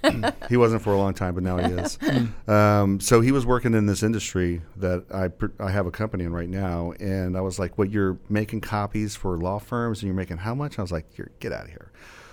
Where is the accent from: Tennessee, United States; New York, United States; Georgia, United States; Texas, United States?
Texas, United States; San Antonio; also born or lived in Virginia; now in Dallas, United States; Originally from Virginia, but I grew up in San Antonio.